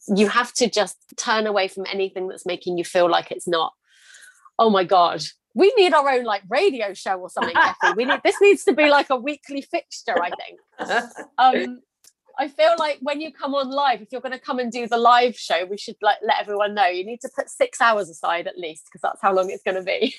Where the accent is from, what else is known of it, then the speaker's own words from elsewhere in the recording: United Kingdom; I'm British